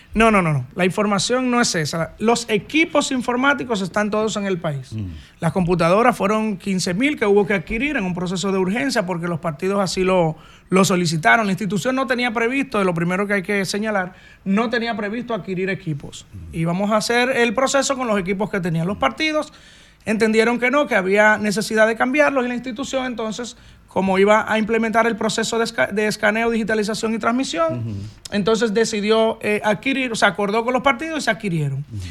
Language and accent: Spanish; San José de Ocoa, Dominican Republic; mi campo, que amo, mi patria chica